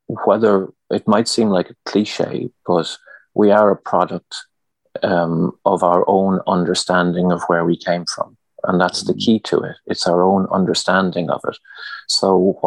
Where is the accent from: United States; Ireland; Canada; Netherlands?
Ireland; Leitrim, Connacht; I'm originally from Leitrim, mm-hmm. and I grew up on a farm there